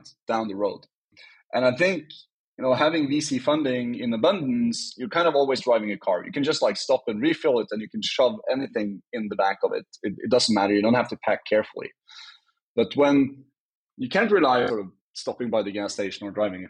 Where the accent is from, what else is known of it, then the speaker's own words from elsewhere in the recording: Norway; I'm from Norway